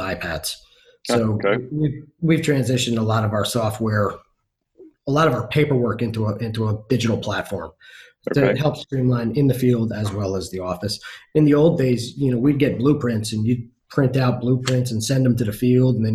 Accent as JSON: {"language": "English", "region": "Northeast", "country": "United States", "moved": "yes", "lives_now": "Houston, United States", "said": "I come from the Northeast"}